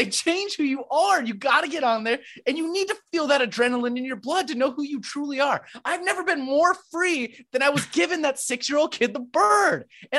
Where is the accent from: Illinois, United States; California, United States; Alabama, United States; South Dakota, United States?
South Dakota, United States; Sioux Falls; I'm from Sioux Falls